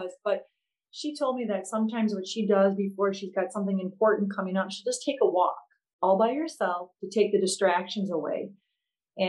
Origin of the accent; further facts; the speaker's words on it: Antigo, Wisconsin, United States; my hometown high school in Antigo, Wisconsin